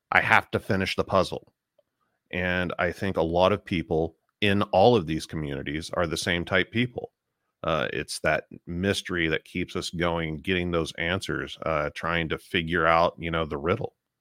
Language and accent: English; Tulsa, Oklahoma, United States; I grew up in Tulsa, Oklahoma. I still live in the same house I grew up